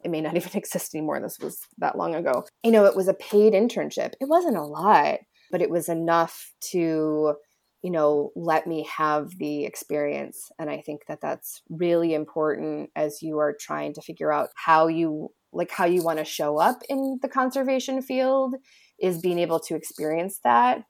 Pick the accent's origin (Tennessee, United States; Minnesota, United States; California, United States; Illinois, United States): Illinois, United States; moved away; I grew up, I'm from Illinois